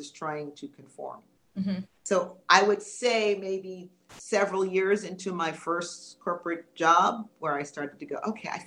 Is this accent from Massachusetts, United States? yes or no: no; New York City, New York, United States; moved away; also born or lived in Orlando; I grew up in New York City